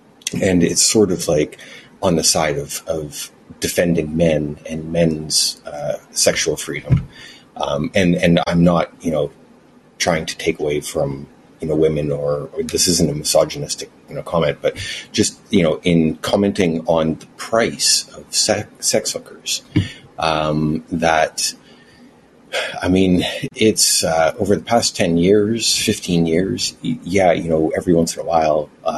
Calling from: Vancouver, British Columbia, Canada; Vancouver, Canada.

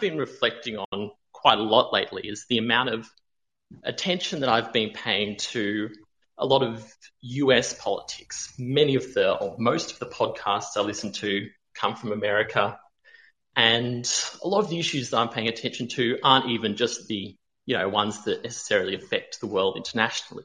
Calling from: Melbourne, Victoria, Australia; I'm calling from Melbourne, Australia

